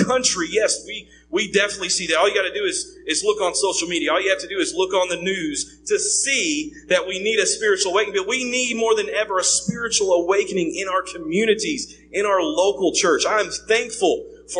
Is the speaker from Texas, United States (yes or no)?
yes; East Texas, United States; I grew up in East Texas, so East Texas, grew up there